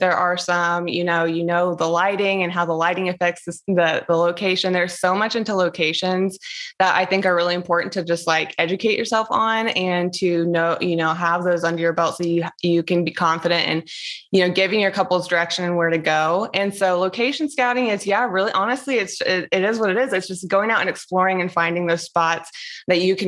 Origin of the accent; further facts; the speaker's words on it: the East, East Coast, United States; moved away as an adult; now in Las Vegas, United States; I grew up and lived in the East for so long, and now I'm like in Las Vegas